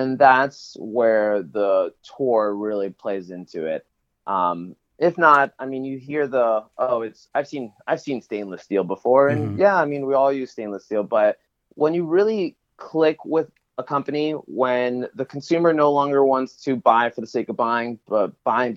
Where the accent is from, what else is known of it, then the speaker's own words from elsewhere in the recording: Reading, Pennsylvania, United States; now in San Diego, United States; I'm originally from Reading, Pennsylvania